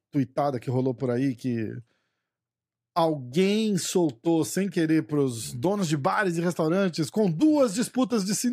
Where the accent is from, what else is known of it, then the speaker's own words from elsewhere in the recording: Brazil; porque a gente é brasileiro.